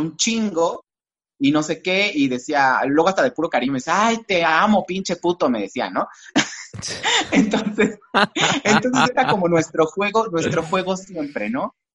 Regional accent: Valles Centrales, Oaxaca, Mexico; soy de Valles Centrales, soy, digamos, de cerca del centro o del centro de Oaxaca.

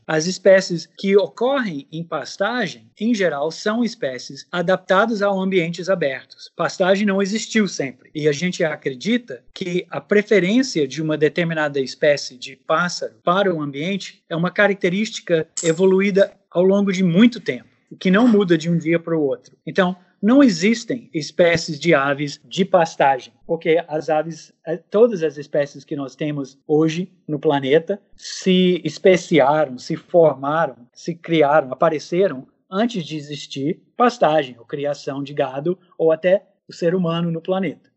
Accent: United States; Portuguese is a second language; moved away as an adult; now in Manaus, Brazil; eu sou de fora, eu sou dos Estados Unidos. Cheguei na Amazônia em 87, com 25 anos de idade

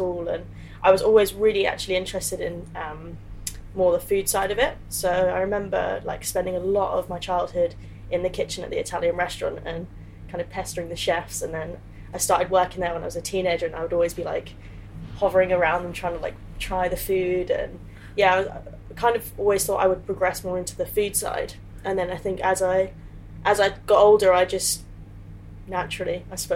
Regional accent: Tamworth, West Midlands, United Kingdom; moved away as an adult; also born or lived in Birmingham; now in London, United Kingdom; So I was born just outside of Birmingham. So I've lived in like Tamworth for pretty much my whole life before moving to London.

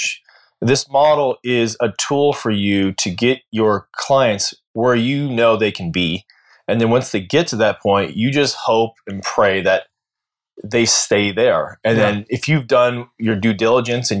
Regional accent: United States; As an American

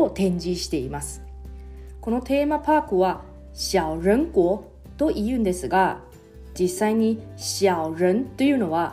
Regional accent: Taiwan; Japanese is a second language; moved away as an adult; now in Okinawa, Japan; 私台湾出身の記者

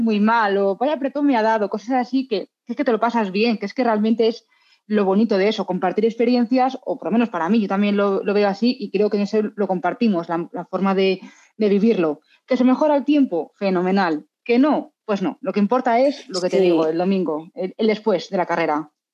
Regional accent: Madrid, Community of Madrid, Spain; now in Salamanca, Spain; Yo soy madrileña, aunque viva en Salamanca

